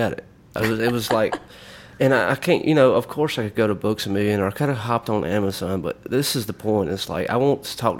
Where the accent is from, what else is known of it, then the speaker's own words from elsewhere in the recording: United States; Kennedy Millport, where I went to school and grew up